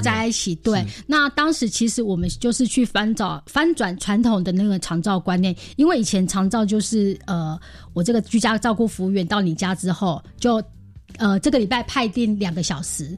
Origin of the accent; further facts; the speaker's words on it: Taiwan; 其实棒球是我们台湾人共同的美好回忆